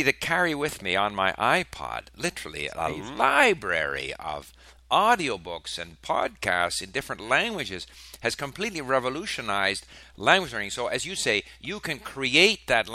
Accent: Montreal, Quebec, Canada; also born or lived in Sweden; I was born in Sweden, moved to Canada when I was 5

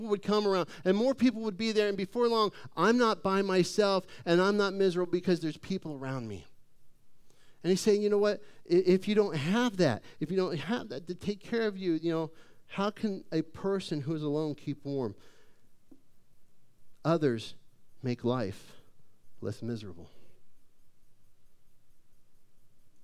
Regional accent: Phoenix, Arizona, United States; I grew up in Phoenix.

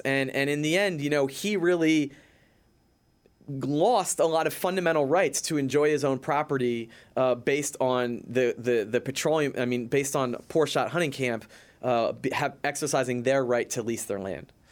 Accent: Philadelphia, Pennsylvania, United States; moved away as an adult; now in New York City, United States; I'm from Philadelphia and I've been living in New York City for, t, for tw, almost twenty years

